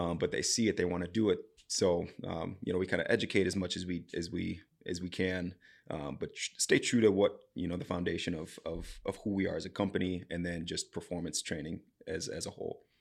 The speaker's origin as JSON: {"language": "English", "region": "Southeast Wisconsin", "country": "United States", "tie": "born or raised there", "moved": "as an adult", "lives_now": "Coon Rapids, United States", "said": "So, I'm from Southeast Wisconsin, just on the border of Illinois and Wisconsin"}